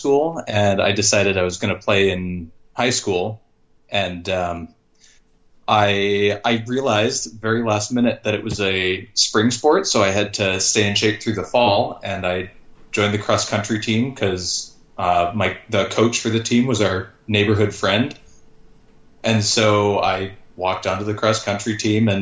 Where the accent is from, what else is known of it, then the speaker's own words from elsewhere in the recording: Marietta, Georgia, United States; moved away as an adult; also born or lived in Cambridge, Ontario, Canada / Bloomington, Indiana; now in Los Angeles, United States; I was born in Cambridge, Ontario, but I grew up in Marietta, Georgia, just north of Atlanta. My dad got a job transfer when I was really young